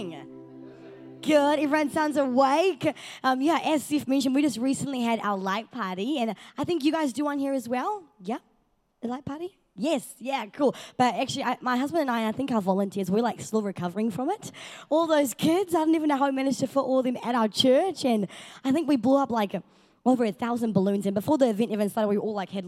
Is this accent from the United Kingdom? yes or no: no; South Africa; moved away; I am South African